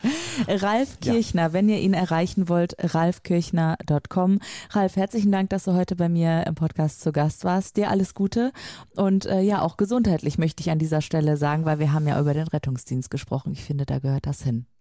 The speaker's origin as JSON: {"language": "German", "town": "Lübeck", "region": "Schleswig-Holstein", "country": "Germany", "said": "bei uns in Lübeck"}